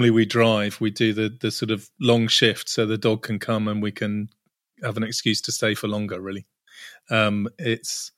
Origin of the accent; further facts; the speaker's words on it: Cornwall, South West England, United Kingdom; I grew up surfing in Cornwall